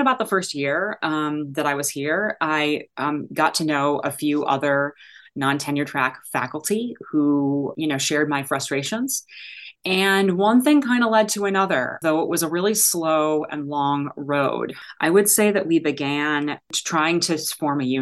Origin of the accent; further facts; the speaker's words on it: Chicago, Illinois, United States; moved away as an adult; also born or lived in Ann Arbor, Michigan; I am from Chicago.